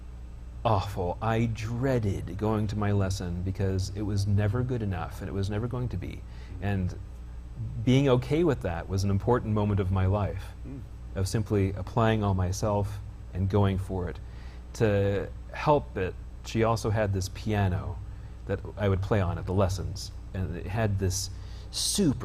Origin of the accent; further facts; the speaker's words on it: Bountiful, Utah, United States; also born or lived in Stockton, California / Spain (summers); I'm from here. That is to say, Bountiful